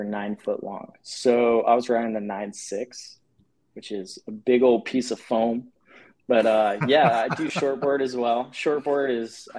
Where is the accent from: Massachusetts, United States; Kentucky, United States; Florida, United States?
Florida, United States; Satellite Beach; I grew up in Satellite Beach. So for anyone from the Space Coast, they know where that is, just south of Cocoa Beach there